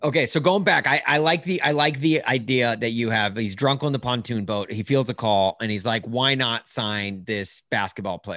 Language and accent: English; Nashville, Tennessee, United States; I grew up in Nashville.